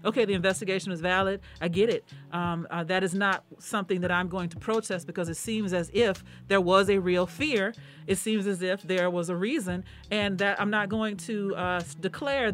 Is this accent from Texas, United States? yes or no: yes; Houston, Texas, United States; I'm from Houston, Texas.